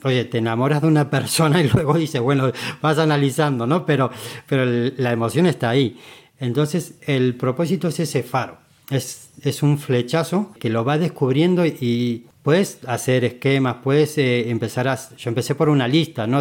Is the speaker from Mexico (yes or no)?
no; Argentina; moved away as an adult; now in Spain; decidí cambiarme de, de país, de continente, no conocía a nadie, yo me vine de Argentina a España